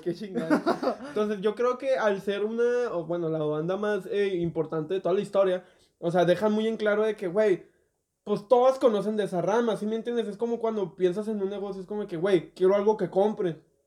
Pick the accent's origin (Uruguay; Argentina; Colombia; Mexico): Mexico; nosotros que somos mexicanos